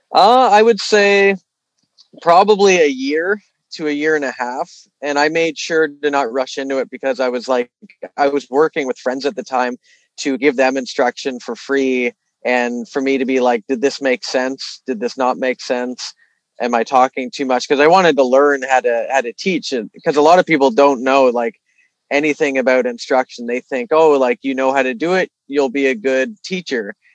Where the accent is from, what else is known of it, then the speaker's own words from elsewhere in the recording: Toronto, Ontario, Canada; also born or lived in Vancouver; being from here, I knew the lay of the land pretty well.